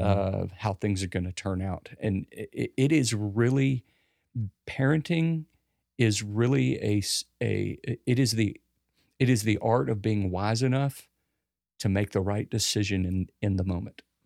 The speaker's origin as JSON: {"language": "English", "country": "United States", "said": "as an American"}